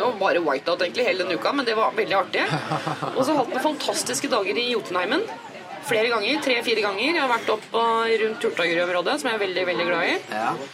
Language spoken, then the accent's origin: Norwegian; Sørum, Akershus, Norway; now in Oslo, Norway; jeg er oppvokst i Sørums eh, grønne, dype skoger